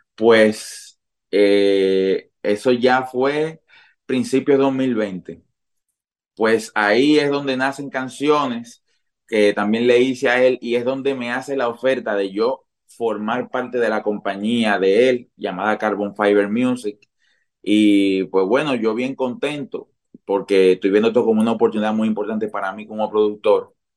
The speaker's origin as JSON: {"language": "Spanish", "region": "San Pedro de Macorís", "country": "Dominican Republic", "said": "en San Pedro de Macorís, que es de donde soy."}